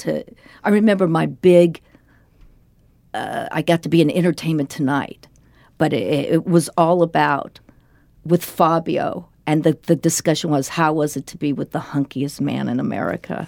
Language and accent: English; Denver, Colorado, United States; this was in the seventies growing up in Denver